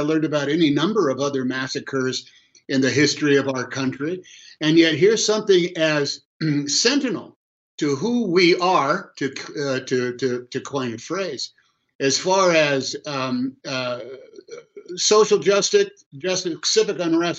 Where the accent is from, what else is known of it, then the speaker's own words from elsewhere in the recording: Oakland, California, United States; I grew up in Oakland, California, about as diverse racially a city as you're going to find in the United States.